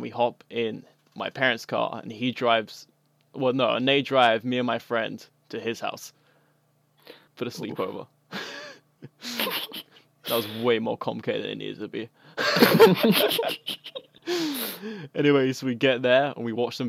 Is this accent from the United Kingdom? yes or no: yes; England, United Kingdom; now in United States; I'm originally from the UK. More specifically, and, England.